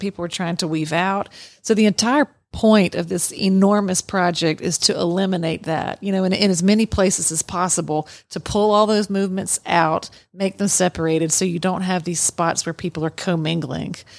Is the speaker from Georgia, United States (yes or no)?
yes; Waycross, Georgia, United States; moved away as an adult; also born or lived in Indiana; now in Atlanta, United States; I grew up in South Georgia, so it's just south of Milledgeville, um, down to Southeast Georgia and Waycross, Georgia